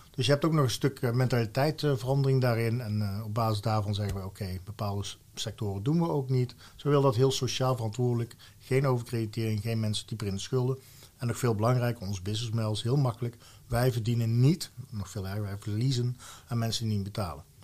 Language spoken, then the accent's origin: Dutch; Valkenswaard, North Brabant, Netherlands; also born or lived in Mierlo; een Brabander van oorsprong, Valkenswaard, geboren in Mierlo. Dus echt opgevoed met carnaval